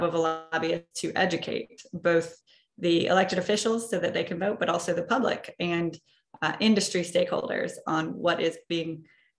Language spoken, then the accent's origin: English; Marshall, Minnesota, United States; I grew up in rural southwest Minnesota, a town called Marshall